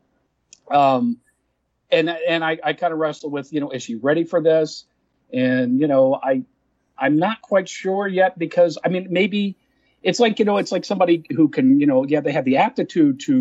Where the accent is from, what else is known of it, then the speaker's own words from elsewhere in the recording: Dallas, Texas, United States; I'm from Texas, born and raised in Dallas